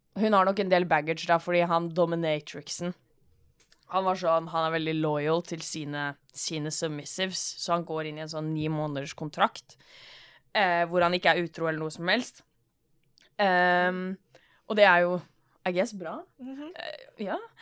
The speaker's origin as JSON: {"language": "Norwegian", "country": "Norway", "said": "Jeg er jo norsk"}